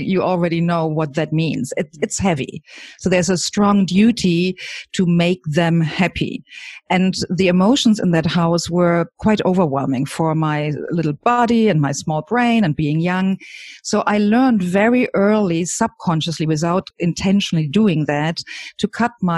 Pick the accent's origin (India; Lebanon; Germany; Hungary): Germany; I grew up in Germany with parents and grandparents in the same house as a single child